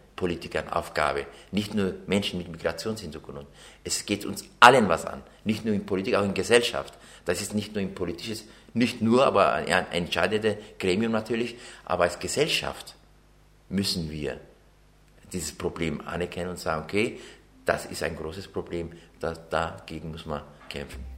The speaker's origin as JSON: {"language": "German", "town": "Mainburg", "region": "Bavaria", "country": "Germany", "tie": "born or raised there", "also_born_or_lived": "Ankara, Turkey / Çorum, Turkey", "said": "bin ja 1976 nach Deutschland, nach Bayern, nach Mainburg-Buttenhausen hat es geheißen"}